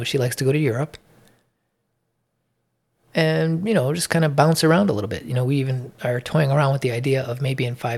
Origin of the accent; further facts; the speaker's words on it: Illinois, United States; now in Georgia, United States; I came from Illinois to move to Georgia. The cost of living in Illinois is enormous compared to here.